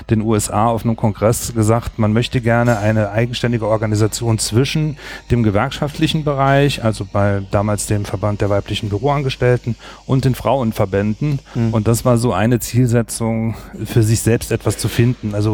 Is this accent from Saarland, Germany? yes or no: yes; Saarland, Germany; ich komme aus dem Saarland, bin dort beschäftigt bei der Kreisstadt Saloy